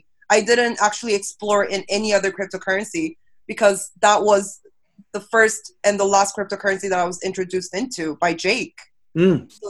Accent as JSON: {"language": "English", "town": "Manila", "region": "Metro Manila", "country": "Philippines", "tie": "born or raised there", "also_born_or_lived": "South Korea", "said": "I was also raised to be a traveler because I was raised in Manila, but I was born in Korea. Went to an international school. Went to the States for a school."}